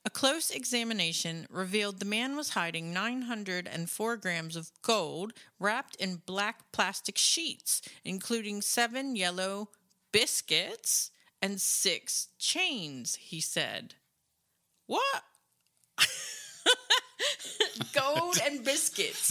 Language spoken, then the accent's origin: English; United States; moved away; I'm American